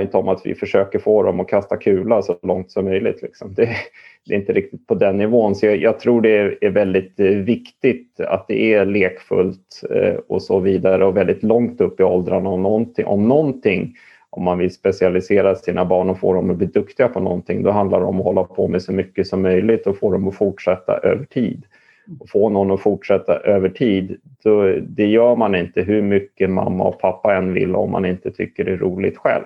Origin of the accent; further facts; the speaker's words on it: Stockholm, Stockholm County, Sweden; jag är uppvuxen i Stockholm